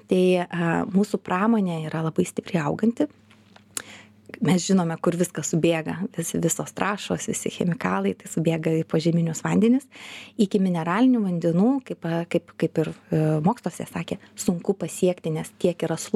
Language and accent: Lithuanian; Lithuania; also born or lived in Kaunas; mes esame lietuviai